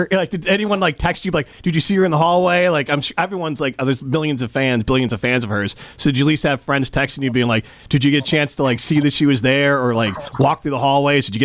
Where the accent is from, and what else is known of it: Fort Atkinson and Cedarburg, Wisconsin, United States; born or raised there